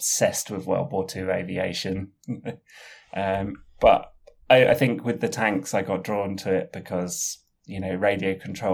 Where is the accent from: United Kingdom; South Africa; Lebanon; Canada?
United Kingdom; London; I'm a Londoner, so I do a lot of my work in central London